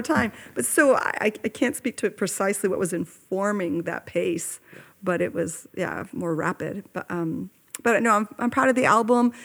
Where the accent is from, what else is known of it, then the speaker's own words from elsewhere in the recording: Oakland, California, United States; I grew up in Oakland, California